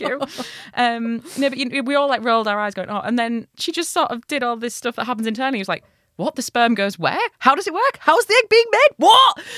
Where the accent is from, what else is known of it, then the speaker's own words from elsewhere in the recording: Hull, Yorkshire and the Humber, United Kingdom; I'm from Hull